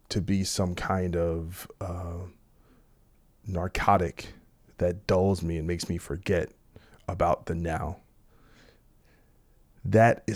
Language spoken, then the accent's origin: English; New Jersey, United States; I'm from New Jersey